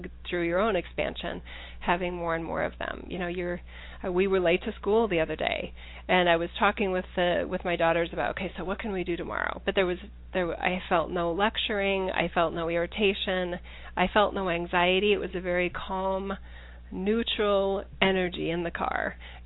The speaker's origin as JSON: {"language": "English", "country": "United States", "said": "as an American"}